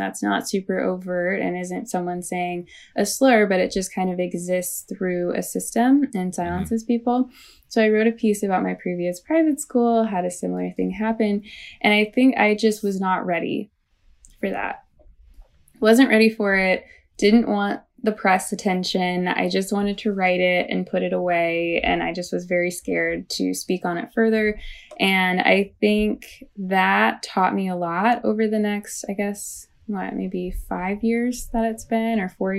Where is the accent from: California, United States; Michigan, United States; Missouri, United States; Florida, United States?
Missouri, United States; St. Louis; So I grew up in St. Louis, Missouri, right, not too far from Ferguson, Missouri.